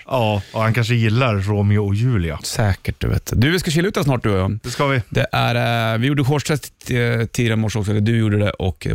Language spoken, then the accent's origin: Swedish; Ukraine; Jag kommer från Ukraina.